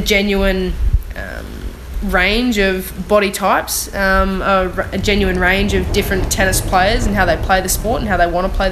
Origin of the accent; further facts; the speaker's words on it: Australia; being an Australian